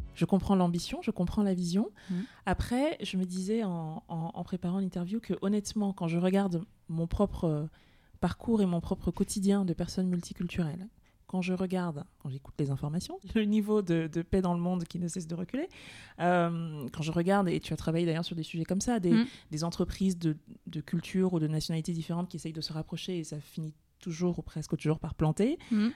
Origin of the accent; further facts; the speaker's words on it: France; also born or lived in Cameroon; je suis française et je suis camerounaise